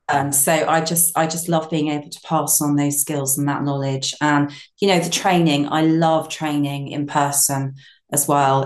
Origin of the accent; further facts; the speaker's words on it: Brighton, South East England, United Kingdom; moved away as an adult; I'm from Brighton originally, and I moved to my small holding about 12 years ago